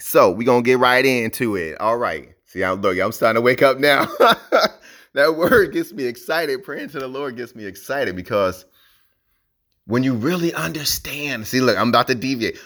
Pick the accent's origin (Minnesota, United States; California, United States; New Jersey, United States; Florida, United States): New Jersey, United States; now in Hawaii, United States; I'm from New Jersey, right? Even though I live in Hawaii now